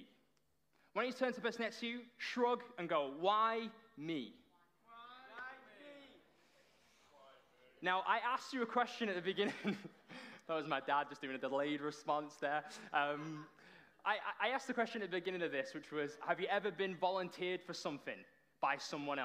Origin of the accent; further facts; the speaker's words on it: Runcorn, North West England, United Kingdom; moved away as an adult; now in Toronto, Canada; I am from the Promised Land, which is Runcorn.